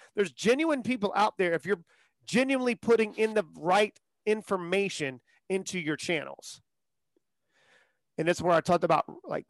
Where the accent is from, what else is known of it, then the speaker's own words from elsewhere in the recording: the South, United States; I grew up in the South.